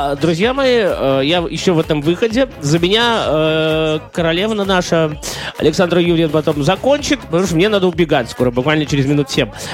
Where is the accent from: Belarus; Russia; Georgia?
Belarus